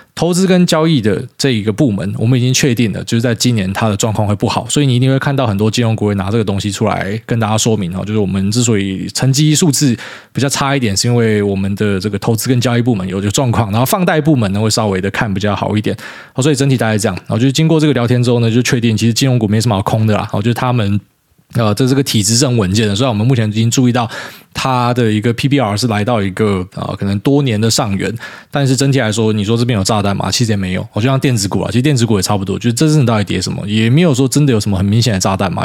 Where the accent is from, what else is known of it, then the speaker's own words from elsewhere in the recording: Taiwan; 我们台湾人